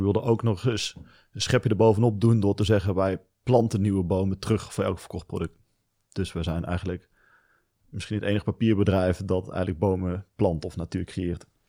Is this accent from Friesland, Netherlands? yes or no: no; Venlo, Limburg, Netherlands; ik kom uit Venlo. Daar ben ik opgegroeid